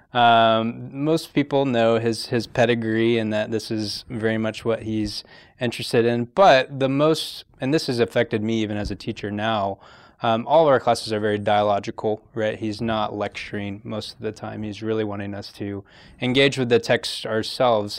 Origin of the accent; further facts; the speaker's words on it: Fayetteville, Georgia, United States; moved away as an adult; I am from uh, Fayetteville, Georgia. It's about 45 minutes south of Atlanta